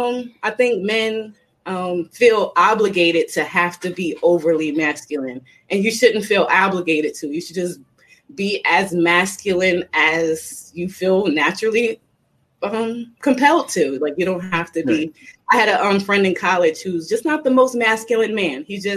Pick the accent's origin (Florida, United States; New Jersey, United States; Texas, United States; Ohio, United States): New Jersey, United States; I'm just a tough girl. I'm from Jersey